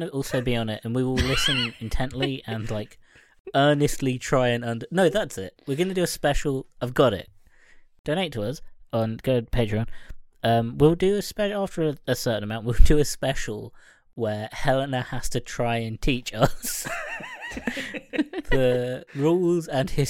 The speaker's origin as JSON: {"language": "English", "country": "Ireland", "said": "And not just because I'm Irish."}